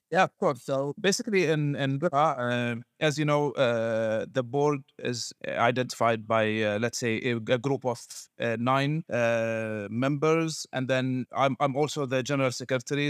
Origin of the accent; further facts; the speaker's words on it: Bahrain; also born or lived in Chicago, United States; I'm from Bahrain.